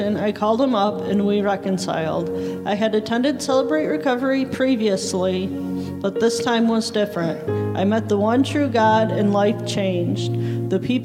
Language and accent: English; Texas, United States; I was born in Texas in 1981 to a loving mom and a drug-addicted father.